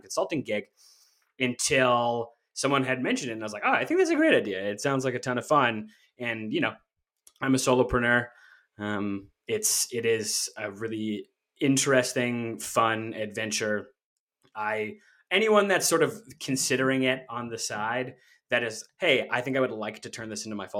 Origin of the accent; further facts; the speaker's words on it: Canada; I'm Canadian